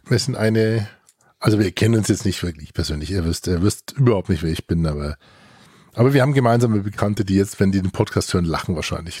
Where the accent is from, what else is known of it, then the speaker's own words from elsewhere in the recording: Franconia, Fürth area, Bavaria, Germany; wir kommen ja beide aus dem Fränkischen. Also ich äh, komme ja mit einem halben Schuh aus dem Fürther Umfeld